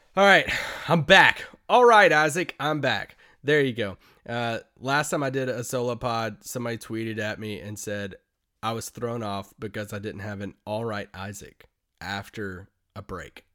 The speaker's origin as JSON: {"language": "English", "region": "Kentucky", "country": "United States", "tie": "born or raised there", "moved": "yes", "said": "I grew up in Kentucky"}